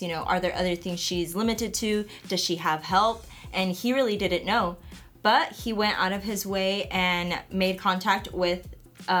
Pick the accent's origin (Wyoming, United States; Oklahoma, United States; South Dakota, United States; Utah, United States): Oklahoma, United States; Oklahoma City; I'm from Oklahoma City